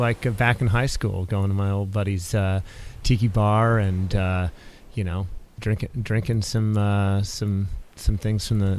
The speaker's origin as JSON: {"language": "English", "area": "Marin County", "region": "California", "country": "United States", "tie": "born or raised there", "also_born_or_lived": "Napa / Hawaii", "said": "folks moved from the East Coast. They're from the Midwest originally, but they moved out west. So I grew up in Marin County"}